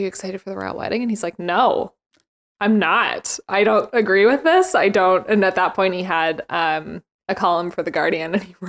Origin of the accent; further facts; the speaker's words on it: Canada; being Canadian, I think we just know a lot.